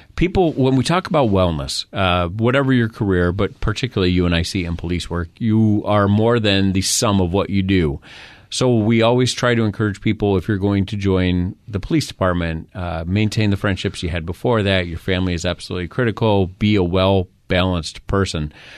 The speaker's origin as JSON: {"language": "English", "region": "New York", "country": "United States", "moved": "yes", "said": "I'm from New York."}